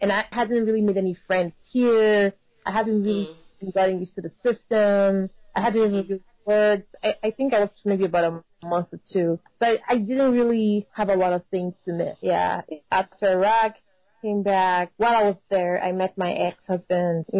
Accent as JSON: {"language": "English", "region": "Lagos", "country": "Nigeria", "tie": "born or raised there", "moved": "as an adult", "lives_now": "Austin, United States", "said": "I was born in Lagos, Nigeria, and I grew up. So I did my primary school, my secondary school, and I actually went to university, University of Nigeria"}